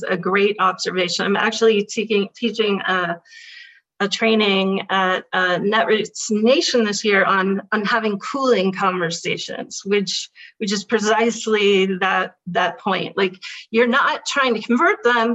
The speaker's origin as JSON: {"language": "English", "town": "Berkeley", "region": "California", "country": "United States", "said": "I'm a liberal from Berkeley."}